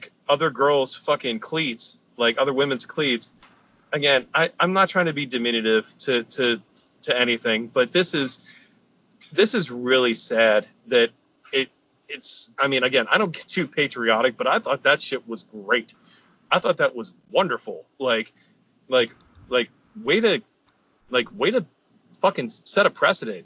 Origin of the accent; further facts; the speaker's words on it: United States; an American